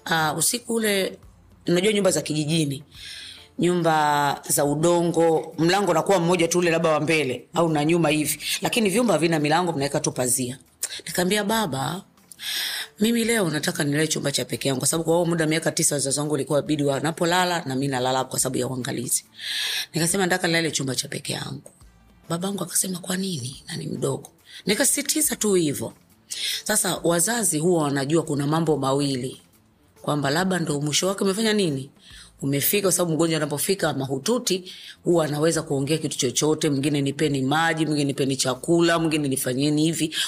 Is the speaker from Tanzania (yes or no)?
yes; Dumila, Morogoro Region, Tanzania; kwanza mimi nimekulia pale Dumila